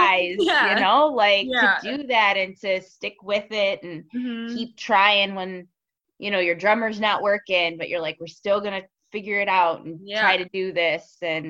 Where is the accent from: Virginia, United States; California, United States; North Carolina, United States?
North Carolina, United States; now in Buffalo, United States; My mom was born and raised in Buffalo, but I was born and raised in North Carolina.